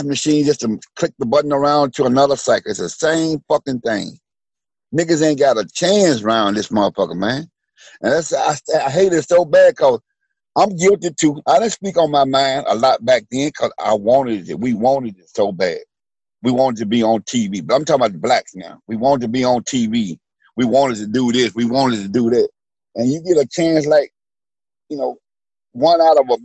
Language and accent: English; Memphis, Tennessee, United States; when I was growing up in Memphis, Tennessee